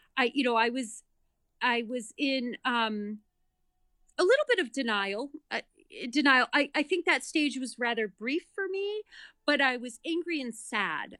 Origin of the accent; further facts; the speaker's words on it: Massachusetts, United States; moved away as an adult; also born or lived in New York City / Denver / Boston; now in North Andover, Massachusetts, United States; I grew up in Massachusetts, went to college in Massachusetts, lived in New York City for over ten years.